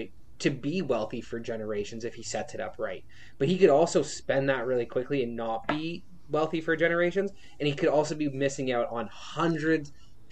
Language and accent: English; Canada; being a Canadian.